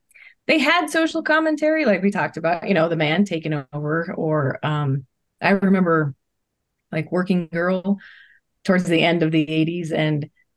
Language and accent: English; Wyoming, United States; I grew up in Wyoming